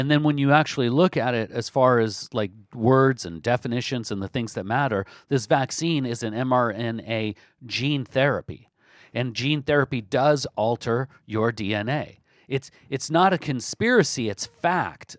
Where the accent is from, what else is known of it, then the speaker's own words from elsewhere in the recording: Olympia, Washington, United States; my hometown, Olympia, Washington